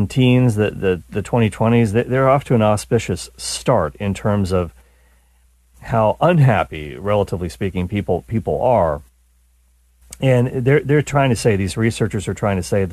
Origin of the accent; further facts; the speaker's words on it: Canada; now in United States; as a Canadian